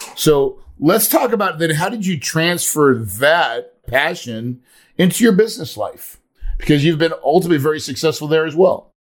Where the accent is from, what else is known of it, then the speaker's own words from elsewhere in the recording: the Ozarks, United States; I grew up in the Ozarks